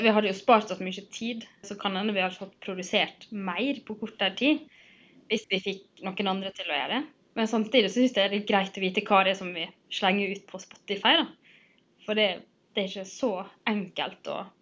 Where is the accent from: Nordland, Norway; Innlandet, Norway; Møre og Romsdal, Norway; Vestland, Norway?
Møre og Romsdal, Norway; Sunnmøre; also born or lived in Trondheim; nå har jeg flytta hjem fra Trondheim og skal liksom finne meg sjøl igjen her på Sunnmøre